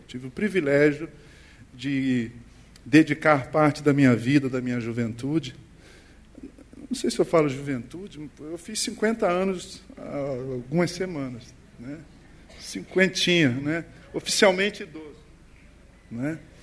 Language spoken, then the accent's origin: Portuguese; Rio de Janeiro, Brazil; Eu sou brasileiro e carioca. Nasci na zona norte do Rio de Janeiro